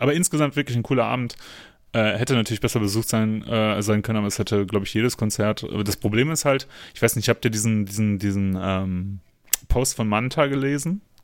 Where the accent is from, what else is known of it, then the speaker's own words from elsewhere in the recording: Germany; bei uns in Deutschland